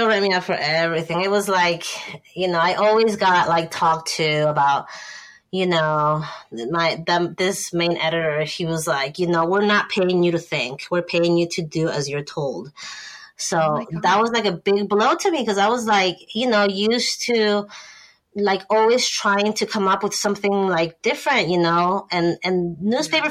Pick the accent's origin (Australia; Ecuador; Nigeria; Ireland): Ecuador; moved away as an adult; also born or lived in Bay Area, California, United States; now in United States; I grew up in Ecuador, but I came up to the U.S. for college because my sister lived in the in the Bay Area